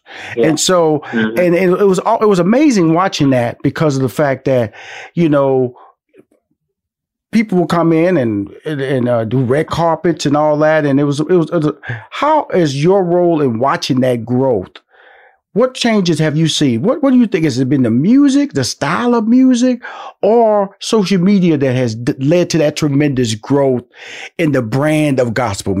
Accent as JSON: {"language": "English", "town": "Houston", "region": "Texas", "country": "United States", "said": "I know that I'm from Houston, Texas, and … is from Dallas"}